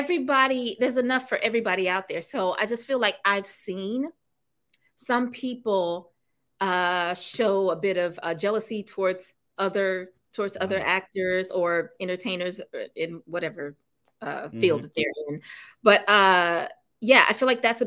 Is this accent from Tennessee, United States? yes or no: yes; Memphis, Tennessee, United States; now in Los Angeles, United States; my hometown. I'm from Memphis